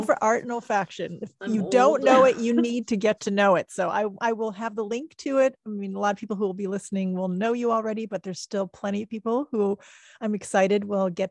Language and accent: English; Germany; I'm German